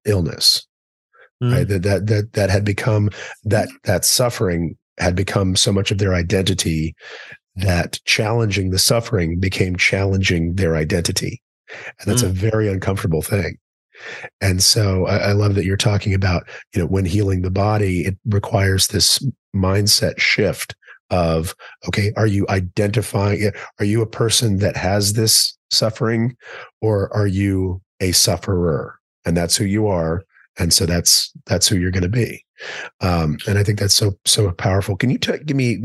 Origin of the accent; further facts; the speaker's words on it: Texas, United States; I'm from Texas